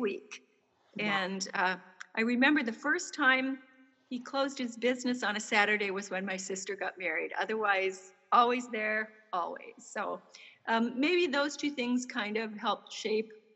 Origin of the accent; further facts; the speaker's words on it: central Minnesota, United States; I grew up in a small town in central Minnesota